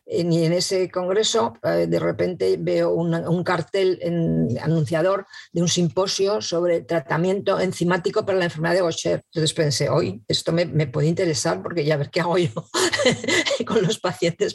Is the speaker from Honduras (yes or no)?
no; Madrid, Community of Madrid, Spain; now in Zaragoza, Spain; nací en Madrid, pero vivo en Zaragoza desde hace muchísimo tiempo